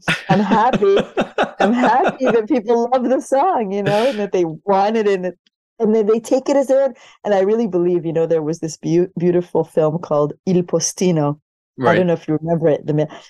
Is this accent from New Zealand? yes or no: no; Israel; born there; So I was born in Israel to a family of Yemenite origins.